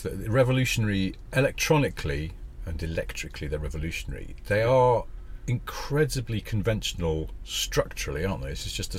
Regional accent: the north of England, United Kingdom; I'm from the north

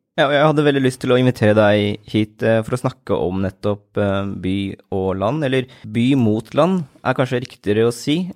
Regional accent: Askim, Østfold, Norway; also born or lived in Oslo; Grønlund, som er mitt område. Det er der jeg vokste opp

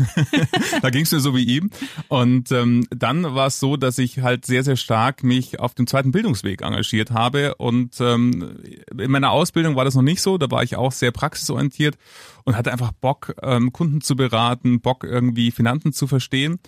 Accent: Munich, Bavaria, Germany; ich bin gebürtiger Münchner, rechts der Isar geboren

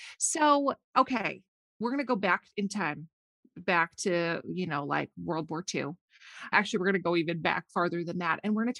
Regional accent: Minnesota, United States; I grew up and live in Minnesota. And so I'm used to my like trees and water and lakes and rocks.

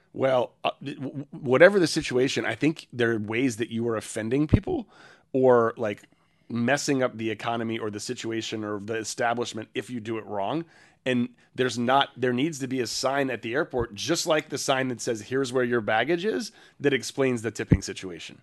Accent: United States; we're from the States

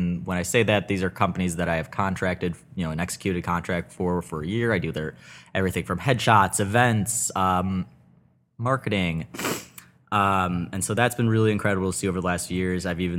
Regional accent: Deerfield, Illinois, United States; Yeah, so I mean, I grew up in Deerfield, Illinois, about 30 minutes north of Chicago in the suburbs.

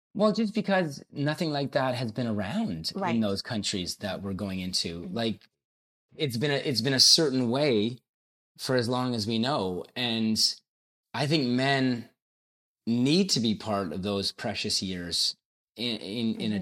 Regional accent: Hamilton, Ontario, Canada; born and raised in Hamilton.

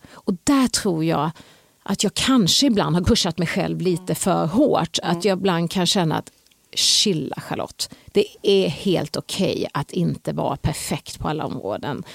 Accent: Hovmantorp, Kronoberg County, Sweden; also born or lived in Växjö; jag är född i Småland, i Hovmantorp, Växjö BB. Jag är uppvuxen i Hovmantorp och jag bodde där till jag var 16 år

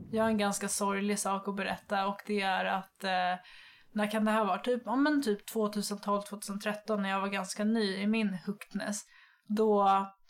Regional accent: Nynäshamn, Stockholm County, Sweden; Jag är från eh, Nynäshamn söder om Stockholm

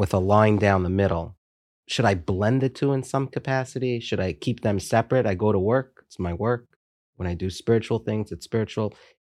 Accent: United States; I'm an American, I'm a Jew

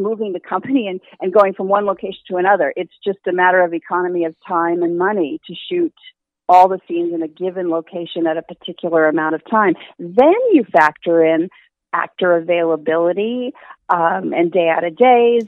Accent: Los Angeles, California, United States; I am truly a California native, and I grew up in Los Angeles

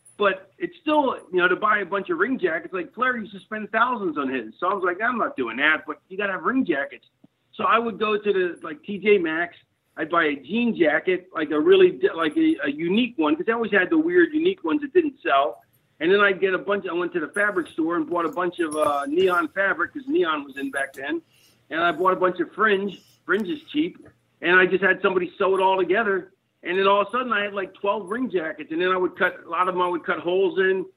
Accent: Philadelphia, Pennsylvania, United States; moved away as an adult; also born or lived in Connecticut; I was born in the 60s, but I grew up in the 70s in Philly

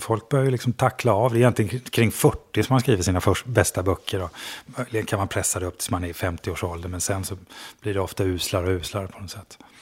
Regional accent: Skogstorp, Halland County, Sweden; moved away; Jag kommer från Skogstorp utanför Falkenberg

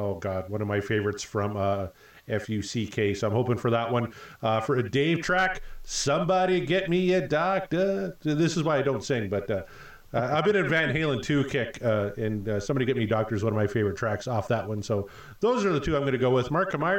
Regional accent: Saskatchewan, Canada; We're both from Saskatchewan.

